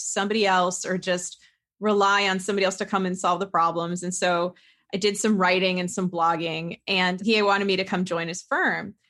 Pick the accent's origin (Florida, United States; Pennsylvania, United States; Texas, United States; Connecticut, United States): Connecticut, United States; I grew up in Connecticut, and my father's self-employed